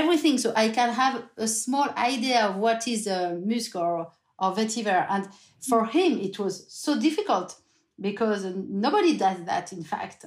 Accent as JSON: {"language": "English", "country": "France", "also_born_or_lived": "Burgundy", "second_language": "English", "said": "we're coming from the French countryside, Hugo and I, not the same part, but we are people from the countryside"}